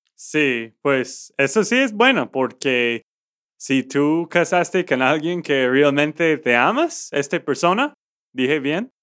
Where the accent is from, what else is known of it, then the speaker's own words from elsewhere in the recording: Texas, United States; de Texas, Estados Unidos.